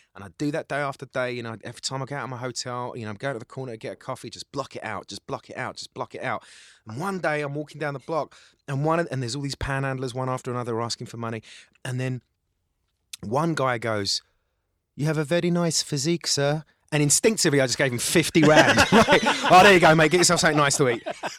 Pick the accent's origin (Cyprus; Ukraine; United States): Cyprus; born there; I am actually from the Middle East, though. I was born in the island of Cyprus.